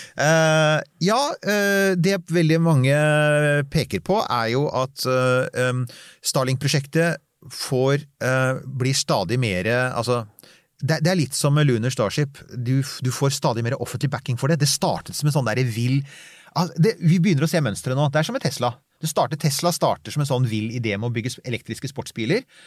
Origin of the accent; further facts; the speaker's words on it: Bærum, Akershus, Norway; nå hørtes jeg veldig oslosk ut, men jeg vokste opp i Bærum